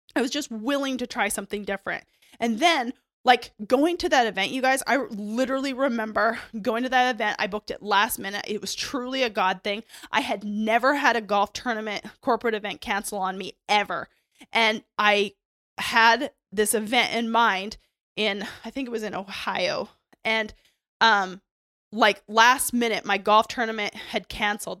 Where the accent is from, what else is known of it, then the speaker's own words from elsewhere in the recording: Canada; I grew up in Canada